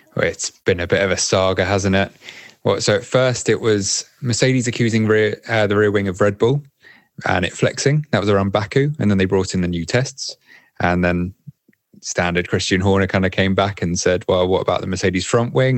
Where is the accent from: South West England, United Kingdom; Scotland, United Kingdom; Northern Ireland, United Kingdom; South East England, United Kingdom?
South East England, United Kingdom; Windsor; moved away as an adult; now in Paris, France; I'm originally from Windsor, like the Queen